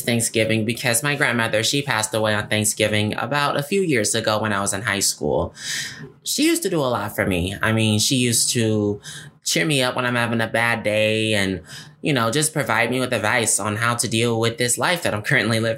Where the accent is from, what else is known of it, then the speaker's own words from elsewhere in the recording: Detroit, Michigan, United States; moved away as an adult; now in Lansing, United States; growing up in my hometown, Detroit, because growing up in Detroit for me was very interesting